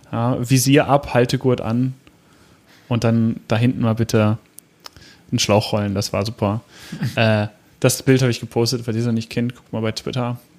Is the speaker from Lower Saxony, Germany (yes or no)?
yes; Hanover, Lower Saxony, Germany; Oberbranddirektor A.D. Lange aus Hannover, also auch noch der Amtsleiter der Feuerwehr meiner Heimatstadt